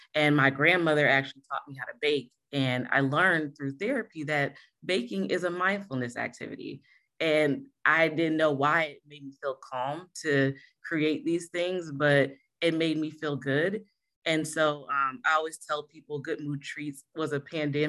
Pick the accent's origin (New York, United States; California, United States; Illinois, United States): New York, United States; Rochester; moved away as an adult; also born or lived in Greer, South Carolina; I started when I was living in Rochester, New York